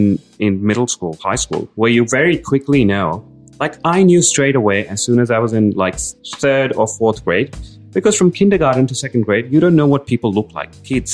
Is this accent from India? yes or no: yes; India; growing up in India